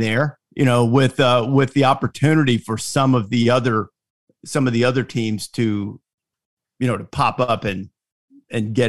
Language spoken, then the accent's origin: English; Alabama, United States; I grew up in Alabama and you know, those were my formative years when I was, you know, in kindergarten, sure, elementary school